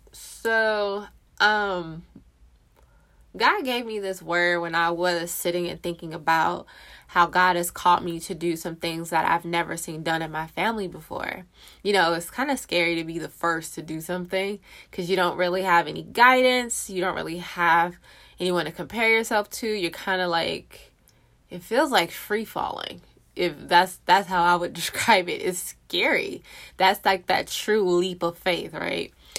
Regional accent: California, United States; moved away as an adult; now in Texas, United States; I, me and my husband, born and raised in California

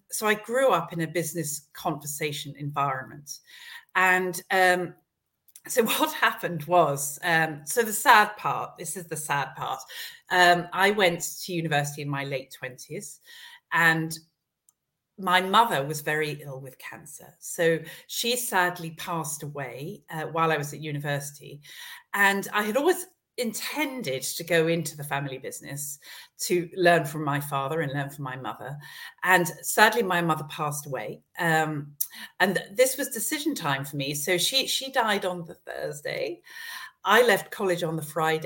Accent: Esher, South East England, United Kingdom; also born or lived in London; I grew up around Esher, around Kingston, and was away at boarding school

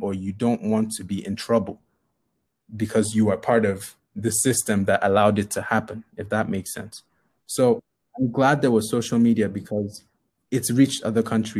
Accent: Nigeria; We're all Nigerian.

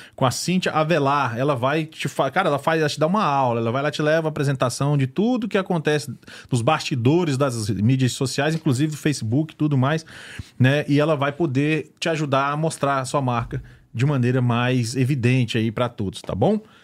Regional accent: Luziânia, Goiás, Brazil; also born or lived in Gama, Federal District / Guará, Federal District; now in United States; eu fui criado a minha maior parte no Goiás, na região de Lusiânia.

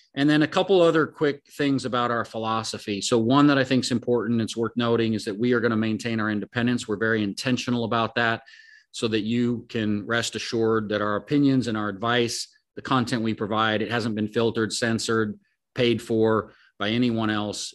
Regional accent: Oregon, United States; I grew up in Oregon, but my family, my dad, and pretty much all my family's from the Denver area

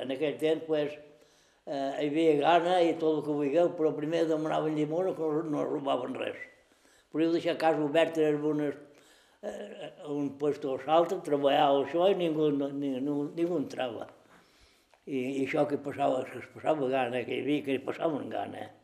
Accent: Balearic Islands, Spain; Som mallorquins.

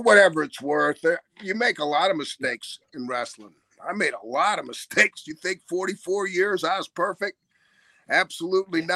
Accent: Florida, United States; I'm from Florida.

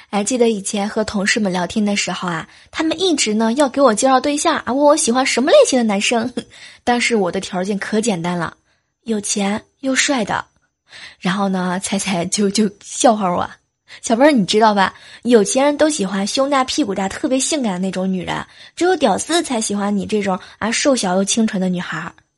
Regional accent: southern China, China; moved away; 作为一个南方人

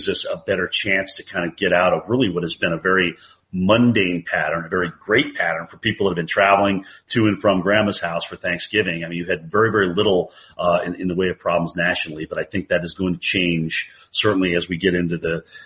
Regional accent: Vermont, United States; now in Atlanta, United States; I grew up in Vermont

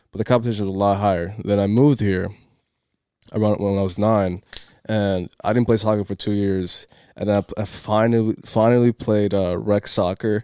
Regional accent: Cape Verde; moved away; I started playing soccer in my home country, in Cape Verde.

